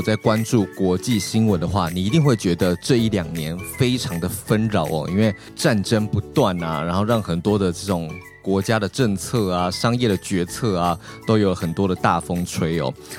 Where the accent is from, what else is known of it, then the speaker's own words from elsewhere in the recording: Taiwan; 每天生活还是这样子过啊，然后我台湾人，你不管白天晚上走在路上也都很安全。